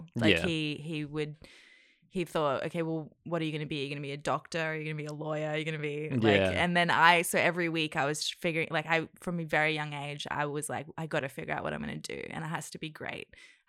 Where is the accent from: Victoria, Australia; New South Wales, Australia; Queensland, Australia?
Queensland, Australia; Cairns; also born or lived in New Zealand / Indonesia; because I was born in New Zealand, actually, and then I lived in Indonesia for 5 years. And then so we moved to Cairns when I was like six.